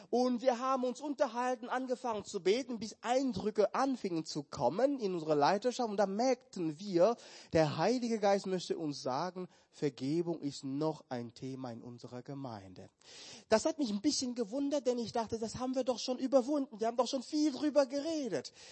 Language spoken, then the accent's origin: German; Cameroon; moved away; Ich war schon seit Jahren nicht mehr in meinem Heimatland und ich kenne mein Land, aber auch nicht mehr so gut.